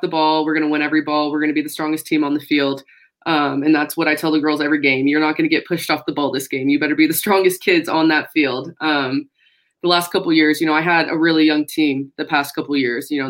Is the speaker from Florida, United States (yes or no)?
no; Fort Worth, Texas, United States; now in Lubbock, United States; I'm from Fort Worth